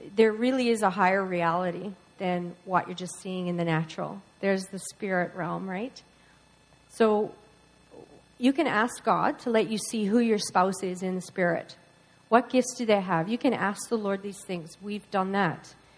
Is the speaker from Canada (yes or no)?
yes; Newfoundland and Labrador, Canada; moved away; We're both from Newfoundland.